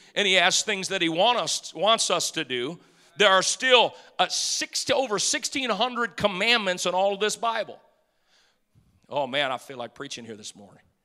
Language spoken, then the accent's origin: English; Detroit, Michigan, United States; moved away; I grew up in Detroit